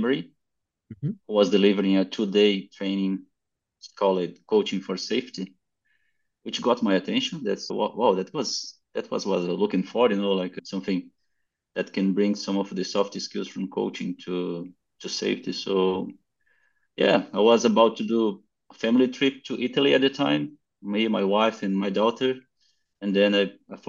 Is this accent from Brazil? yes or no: yes; South Brazil, Brazil; also born or lived in Queensland, Australia; I'm in Australia by now, but I'm coming from Brazil, from South Brazil.